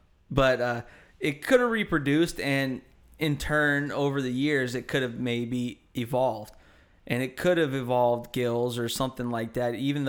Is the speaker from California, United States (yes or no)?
yes; Hayward, California, United States; also born or lived in Oakland; I'm from Hayward.